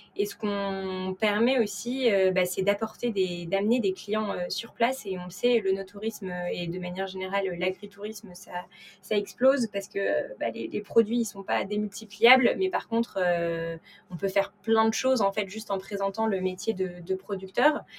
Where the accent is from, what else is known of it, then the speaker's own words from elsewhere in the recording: Paris, Île-de-France, France; j'ai 28 ans et je suis née à Paris